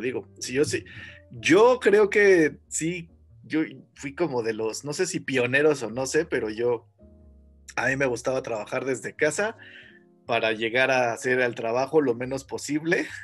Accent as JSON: {"language": "Spanish", "country": "Mexico", "said": "nuestro país que cada vez creo es menos o más tercermundista"}